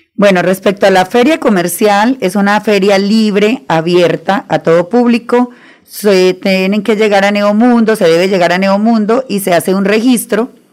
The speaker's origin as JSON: {"language": "Spanish", "region": "Arauca", "country": "Colombia", "also_born_or_lived": "Santander", "said": "yo soy llanera, llanera de Arauca, orgullosamente llanera por mi madre"}